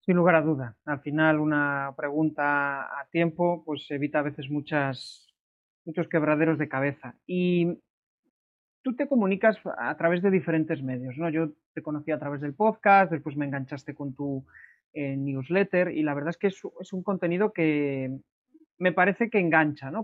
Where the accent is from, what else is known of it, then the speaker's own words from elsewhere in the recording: Galicia, Spain; como buen gallego